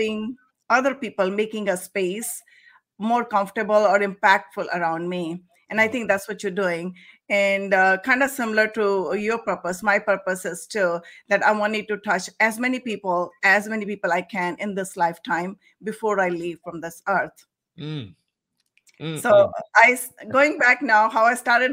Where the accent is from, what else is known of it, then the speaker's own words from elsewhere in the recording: India; moved away; I am from India originally.